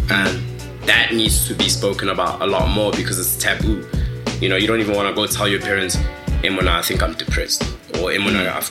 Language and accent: English; Kanana, North West, South Africa; first language Tswana; English is a second language; So I'm from Rustenburg, um, from a village in Rustenburg. Actually, it's called Kanana. Shout out all my Kanana people, all my Northwest Bruce, Kimotswana. So I'm a Tswana speaking person.